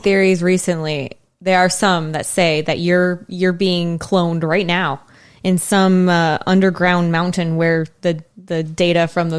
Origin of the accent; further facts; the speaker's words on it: United States; we're American.